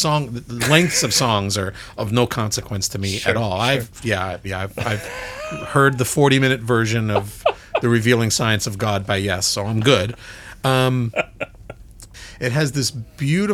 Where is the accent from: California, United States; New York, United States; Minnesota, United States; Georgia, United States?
New York, United States; Brooklyn, New York, my hometown